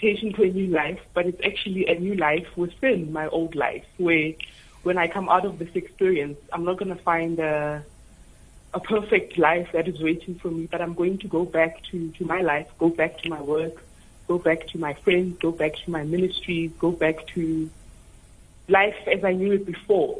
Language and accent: English; Tembisa, Gauteng, South Africa; I was born and raised in Tembisa, which is a township and which is very busy